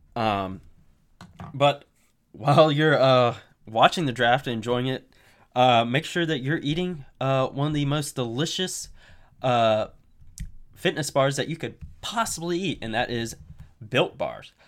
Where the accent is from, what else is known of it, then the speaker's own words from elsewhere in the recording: United States; I am an American